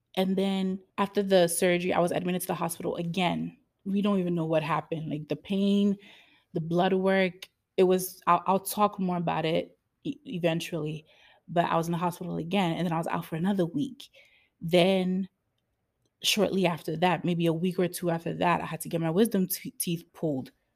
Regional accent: United States; I'm an American baby

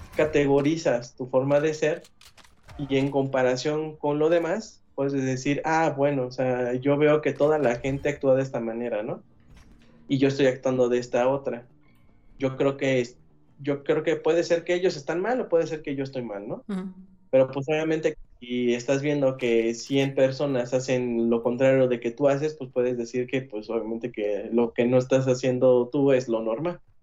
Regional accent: Mexico; nosotros como sociedad mexicana

